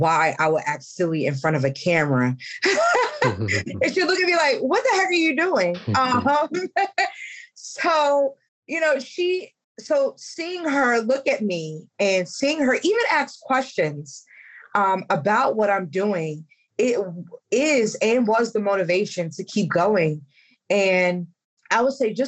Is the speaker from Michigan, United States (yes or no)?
no; Columbia, Maryland, United States; moved away; my hometown of Columbia, Maryland